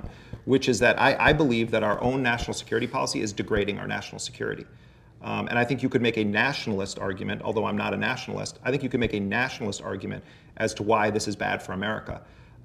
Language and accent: English; United States; as an American, going to multiple countries